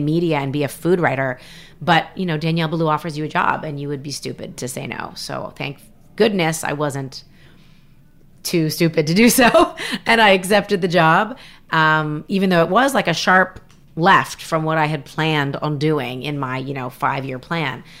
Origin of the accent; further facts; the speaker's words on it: Canada; moved away as an adult; now in United States; I'm from Canada